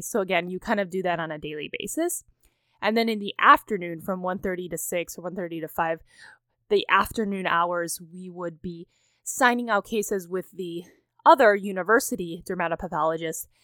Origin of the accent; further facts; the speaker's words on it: Cleveland, Ohio, United States; moved away as an adult; I have, of course, moved across country to my hometown of Cleveland, Ohio